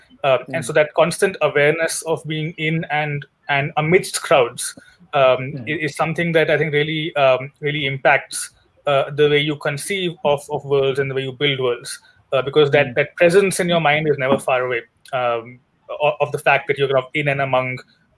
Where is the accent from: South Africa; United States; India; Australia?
India; New Delhi, Delhi; I grew up in New Delhi, and I've spent most of my school life and my working life in New Delhi.